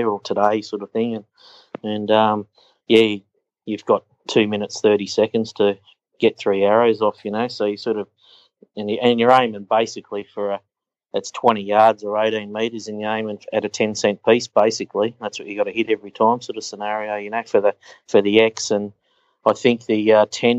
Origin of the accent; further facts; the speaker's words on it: Australia; accent: Australian; our Australian accent